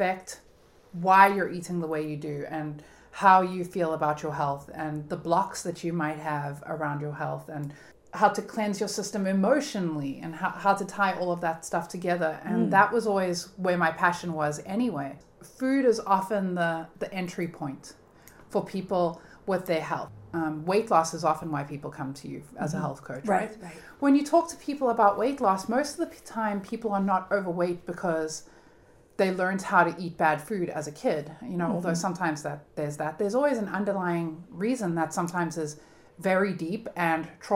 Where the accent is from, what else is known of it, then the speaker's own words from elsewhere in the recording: Cape Town, Western Cape, South Africa; moved away as an adult; also born or lived in Florida; now in Cape Cod, United States; I am from Cape Town, South Africa.